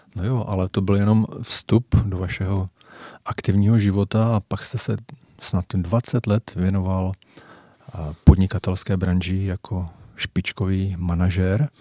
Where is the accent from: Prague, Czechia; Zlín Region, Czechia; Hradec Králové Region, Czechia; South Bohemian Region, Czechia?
Hradec Králové Region, Czechia; Jaroměř; oba pocházíme z Jaroměře a věřte, nevěřte, eh, známe se už od samého dětství